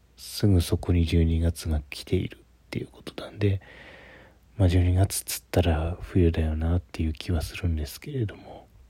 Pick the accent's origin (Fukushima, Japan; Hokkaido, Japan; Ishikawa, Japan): Ishikawa, Japan; moved away as an adult; also born or lived in Kyoto; now in Tokyo, Japan; 私地元が石川県っていう日本海側なんですけど